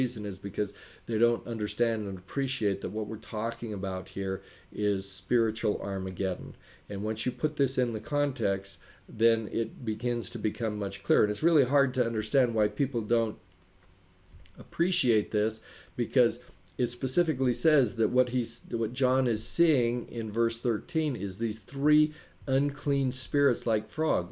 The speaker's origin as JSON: {"language": "English", "region": "Wyoming", "country": "United States", "tie": "born or raised there", "also_born_or_lived": "Sacramento, California", "moved": "yes", "said": "I grew up in Wyoming"}